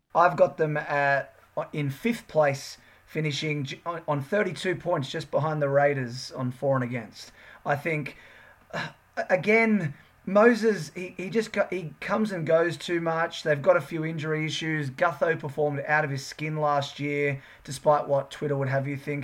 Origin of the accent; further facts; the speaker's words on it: Sydney, New South Wales, Australia; We're from the Northern Beaches